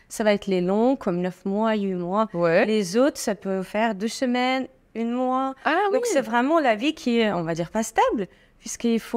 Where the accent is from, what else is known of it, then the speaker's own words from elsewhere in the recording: Estonia; born there; Et en fait, euh, moi, je suis née en Estonie. Rien à voir avec ma pays d'origine